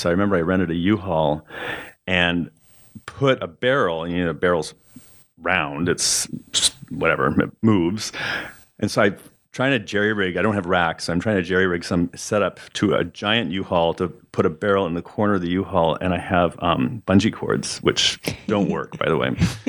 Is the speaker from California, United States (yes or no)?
yes; Arroyo Grande, California, United States; also born or lived in San Luis Obispo, California / Pomona, California; I grew up there. We always called it Arroyo Grande, but I guess everyone's calling it Arroyo Grande now.